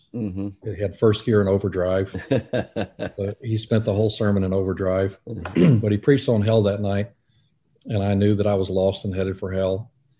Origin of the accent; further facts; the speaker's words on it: Fort Pierce, Florida, United States; So I was raised mostly in South Florida